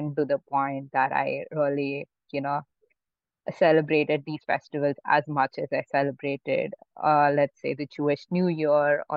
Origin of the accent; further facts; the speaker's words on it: Mumbai, Maharashtra, India; also born or lived in Pune; I grew up in Mumbai, my whole family did